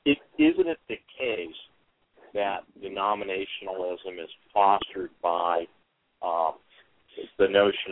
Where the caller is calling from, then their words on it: Fresno, California, United States; I'm calling from Fresno, California.